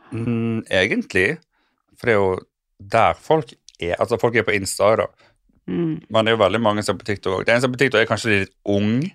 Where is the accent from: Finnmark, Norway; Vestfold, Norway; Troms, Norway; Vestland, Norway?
Vestland, Norway; Sotra; moved away as an adult; also born or lived in United States; now in Oslo, Norway; Jeg tok skole i Bergen, eller på Sotra, der jeg kommer fra